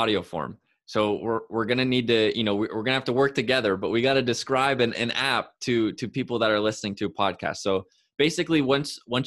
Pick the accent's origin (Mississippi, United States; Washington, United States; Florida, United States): Washington, United States; Walla Walla; I was from Walla Walla